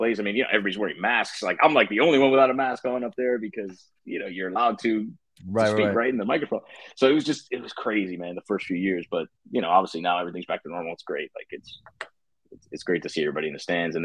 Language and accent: English; Miami, Florida, United States; I'm born and raised in Miami. You know, went to Columbus High School down there in Miami, Florida